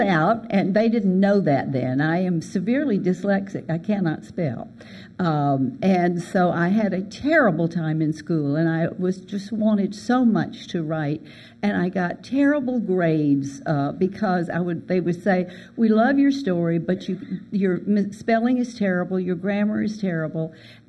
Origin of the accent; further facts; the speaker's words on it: Birmingham, Alabama, United States; I was born in Birmingham, Alabama